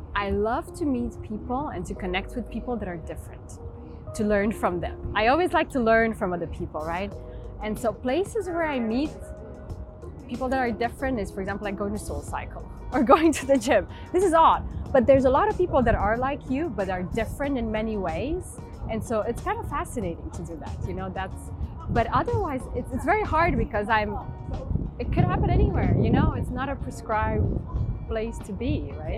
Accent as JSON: {"language": "English", "region": "Transylvania", "country": "Romania", "tie": "born or raised there", "moved": "yes", "said": "I was born in Romania, in Transylvania, in the, in the mountains"}